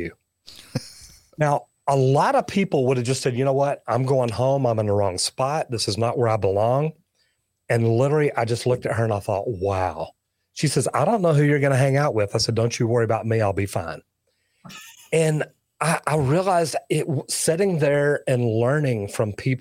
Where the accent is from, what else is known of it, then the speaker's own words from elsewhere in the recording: Dallas, Texas, United States; now I'm from Dallas